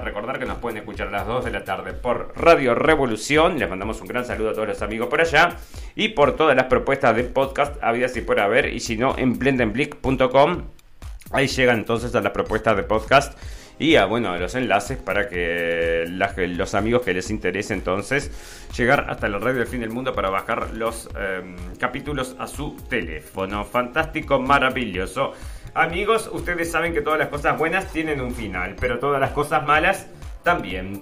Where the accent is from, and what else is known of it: Argentina